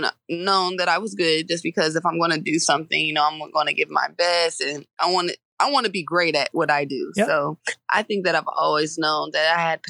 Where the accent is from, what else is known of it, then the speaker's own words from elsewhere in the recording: Georgia, United States; I'm from Georgia, I watched Georgia games a lot